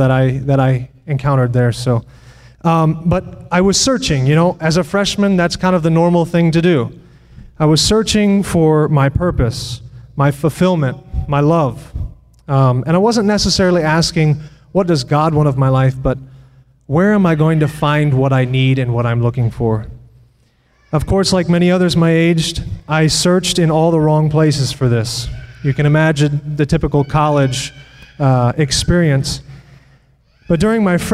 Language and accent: English; United States; I am from Putnam County, which isn't too far from here